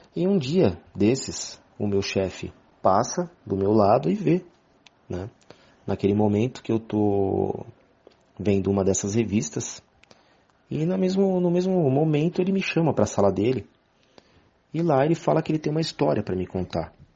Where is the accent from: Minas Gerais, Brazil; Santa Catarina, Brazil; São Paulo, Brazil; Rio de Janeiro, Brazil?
São Paulo, Brazil; sou de São Paulo, capital